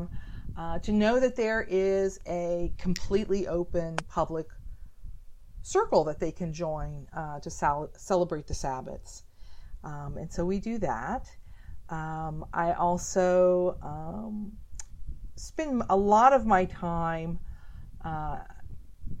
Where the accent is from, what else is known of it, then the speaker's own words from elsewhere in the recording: Oklahoma, United States; also born or lived in Houston, Texas / Washington, D.C.; now in Baltimore, United States; I've been in this area since like 1998, and before that I lived in Houston, and I was raised in Oklahoma.